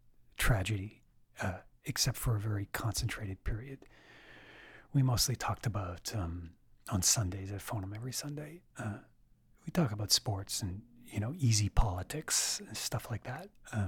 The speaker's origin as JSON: {"language": "English", "town": "Saint John", "region": "New Brunswick", "country": "Canada", "tie": "born or raised there", "said": "I grew up on Leinster. In fact, the site of the original lunatic asylum in St. John is 2.5 houses up from my house, 112 Leinster Street."}